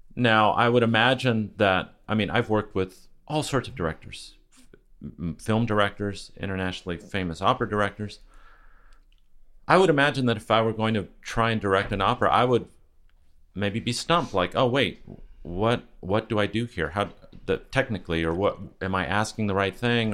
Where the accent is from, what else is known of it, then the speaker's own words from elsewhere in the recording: California, United States; when you're from California